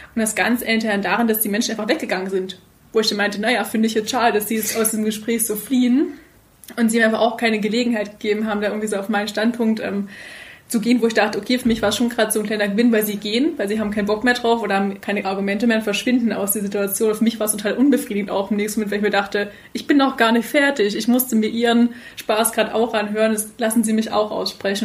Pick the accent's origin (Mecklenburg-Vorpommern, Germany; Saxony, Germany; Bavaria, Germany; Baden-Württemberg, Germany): Saxony, Germany; Upper Lusatia; ich komme aus der Oberlausitz